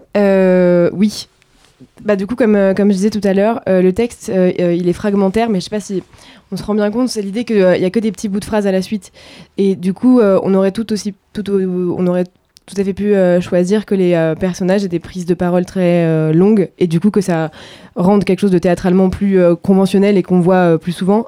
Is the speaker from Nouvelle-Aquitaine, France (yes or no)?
no; Var, Provence-Alpes-Côte d'Azur, France; je viens du sud de la France, du Var